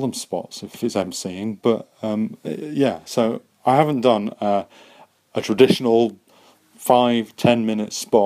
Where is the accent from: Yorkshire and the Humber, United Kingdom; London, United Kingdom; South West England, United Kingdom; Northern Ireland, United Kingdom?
Yorkshire and the Humber, United Kingdom; Wakefield; moved away; also born or lived in Dunstable; I'm from a little place called Wakefield in Yorkshire.